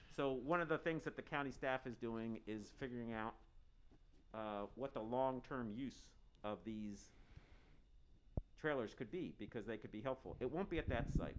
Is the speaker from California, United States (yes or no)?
no; Harrisburg, Pennsylvania, United States; now in Santa Cruz, United States; I grew up in Harrisburg, Pennsylvania